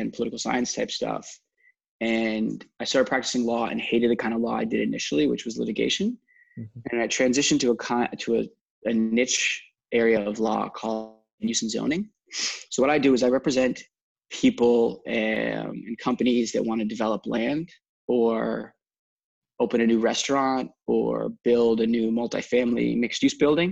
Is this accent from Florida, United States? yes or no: yes; South Florida, United States; also born or lived in Washington, District of Columbia, United States; I'm from South Florida. I grew up down here